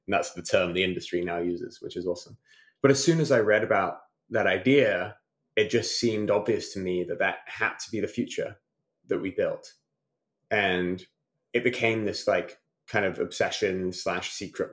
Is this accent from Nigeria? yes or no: no; Malvern, West Midlands, United Kingdom; moved away; also born or lived in Durham; I grew up in a small town called Malvern in Worcestershire